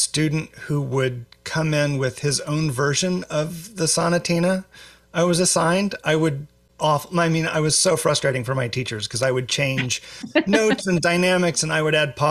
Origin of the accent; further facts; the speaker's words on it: Springfield, Missouri, United States; moved away as an adult; also born or lived in Louisiana / Michigan / Texas; now in Iowa, United States; I grew up in Springfield, Missouri. That's where I'm from.